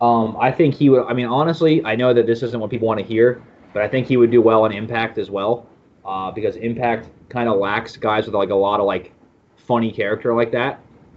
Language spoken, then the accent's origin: English; Reading, Pennsylvania, United States; my hometown of Reading, Pennsylvania